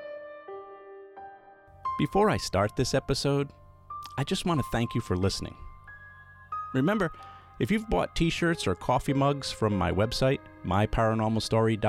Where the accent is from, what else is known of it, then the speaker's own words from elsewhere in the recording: Pawtucket, Rhode Island, United States; also born or lived in Providence, Rhode Island; my mother and I moved from Providence back to my birth city of Pawtucket, Rhode Island